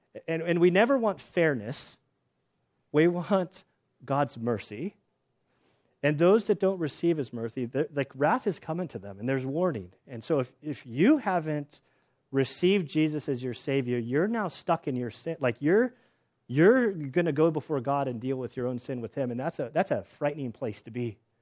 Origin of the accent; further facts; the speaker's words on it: United States; we as American Christians